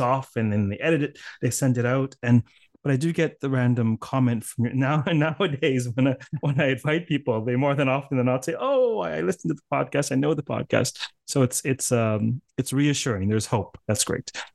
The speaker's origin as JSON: {"language": "English", "country": "Canada", "accent": "Canadian", "said": "my impoverished Canadian accent"}